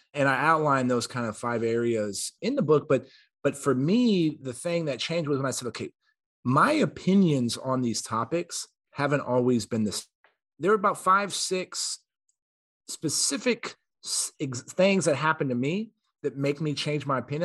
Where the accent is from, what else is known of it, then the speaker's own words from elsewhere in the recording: San Antonio, Texas, United States; I'm from Texas. I was born and raised in San Antonio